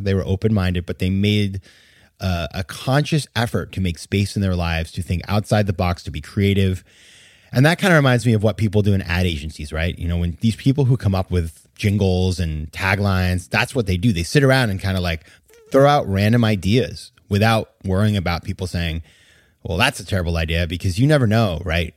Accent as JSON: {"language": "English", "region": "Maine", "country": "United States", "tie": "born or raised there", "said": "my home state of Maine"}